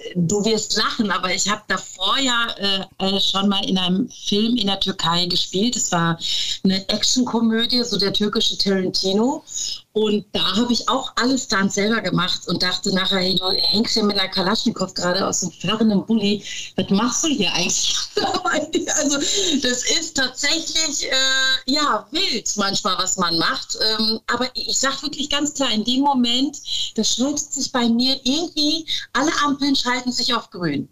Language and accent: German; North Rhine-Westphalia, Germany; moved away as an adult; now in Cologne, Germany; ich liebe Ostwestfalen, meine Eltern sind immer noch da, meine ganzen Sandkastenfreunde sind